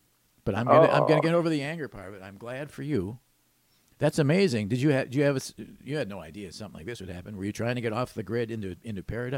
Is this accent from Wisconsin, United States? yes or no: yes; Milwaukee, Wisconsin, United States; I grew up in Milwaukee.